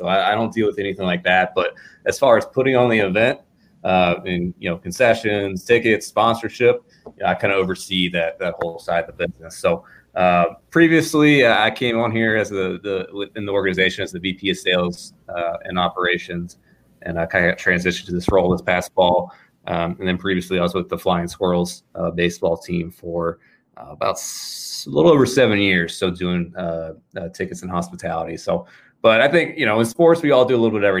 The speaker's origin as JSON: {"language": "English", "town": "Richmond", "region": "Virginia", "country": "United States", "said": "I'm a local guy. I'm from Richmond."}